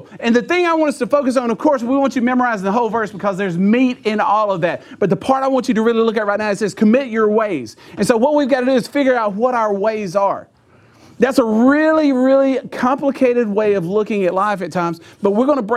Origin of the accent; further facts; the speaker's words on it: Clinton, United States; I'm from Clinton